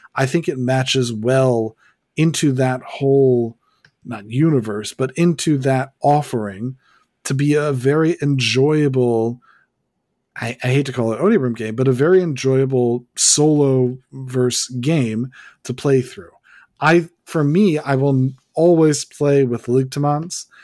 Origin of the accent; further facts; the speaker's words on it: United States; I'm an American